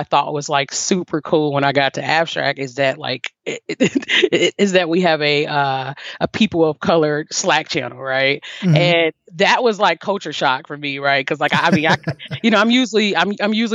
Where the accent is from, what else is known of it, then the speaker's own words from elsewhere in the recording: Cincinnati, Ohio, United States; moved away as an adult; also born or lived in Alabama; now in Nashville, United States; So I'm born and raised in Cincinnati, Ohio. I left Cincinnati at 18